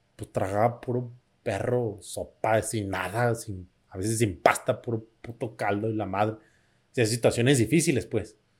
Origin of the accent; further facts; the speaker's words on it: Mexico; yo soy mexicano